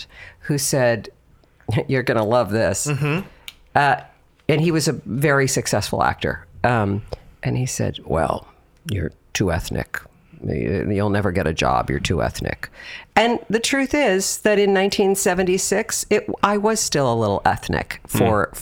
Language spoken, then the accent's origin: English; Los Angeles, California, United States; I was born and raised in Southern California